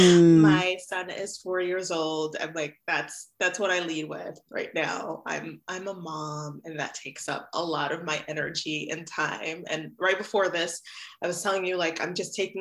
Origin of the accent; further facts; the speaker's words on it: New York City, New York, United States; also born or lived in Haiti; I grew up in Brooklyn, New York